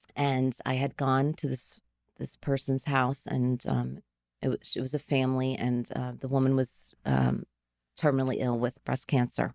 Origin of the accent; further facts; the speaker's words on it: Garfield, New Jersey, United States; I grew up in Garfield